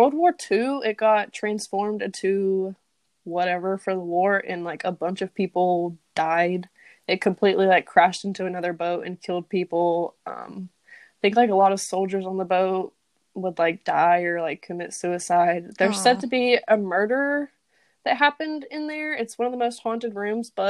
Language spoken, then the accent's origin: English; Ohio, United States; I'm from Ohio